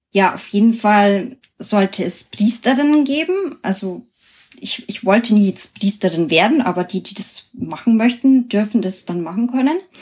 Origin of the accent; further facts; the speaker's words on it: Germany; bei uns in Deutschland